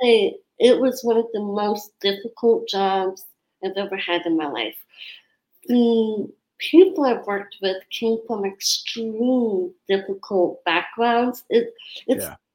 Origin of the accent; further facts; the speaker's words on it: Sandpoint, Idaho, United States; moved away as an adult; also born or lived in San Francisco, California / New York; I'm from Sandpoint, Idaho. So I moved there about when I was 6 months old, and I was raised there about until I was 19.